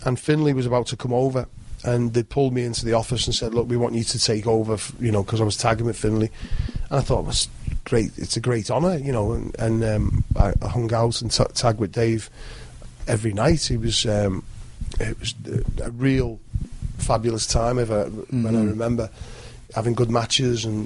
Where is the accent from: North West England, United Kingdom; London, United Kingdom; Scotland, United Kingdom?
North West England, United Kingdom; Liverpool